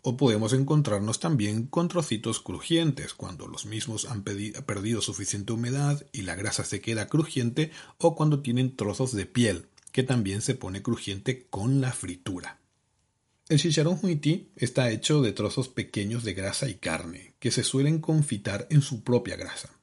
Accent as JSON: {"language": "Spanish", "country": "Paraguay", "moved": "yes"}